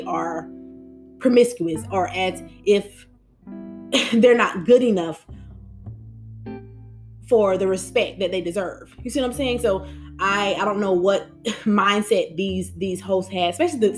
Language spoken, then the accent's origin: English; United States; We're African Americans.